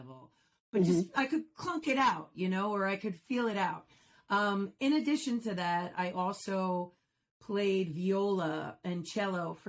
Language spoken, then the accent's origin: English; Commack, New York, United States; I grew up in Comac. I'm a Comac girl, Comac North